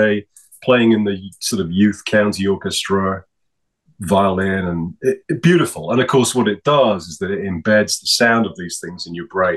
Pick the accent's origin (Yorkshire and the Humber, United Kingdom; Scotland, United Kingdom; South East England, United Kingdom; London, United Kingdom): Yorkshire and the Humber, United Kingdom; York; now in Calgary, Canada; I was born in York, UK, North Yorkshire, sort of northeast of the island.